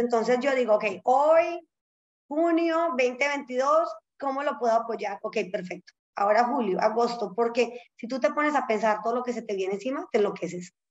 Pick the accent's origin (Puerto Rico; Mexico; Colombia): Colombia; accent: Colombian; moved away as an adult; now in United States; yo crecí en Colombia